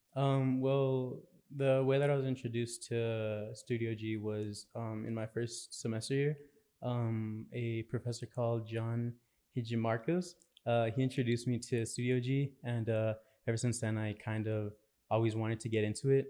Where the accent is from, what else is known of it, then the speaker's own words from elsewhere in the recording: El Paso, Texas, United States; I'm from El Paso.